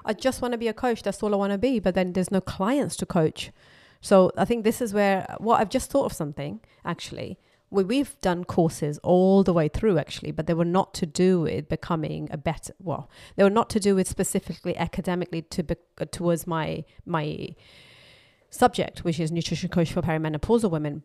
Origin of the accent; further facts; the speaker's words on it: Pakistan; moved away; I was brought up in Pakistan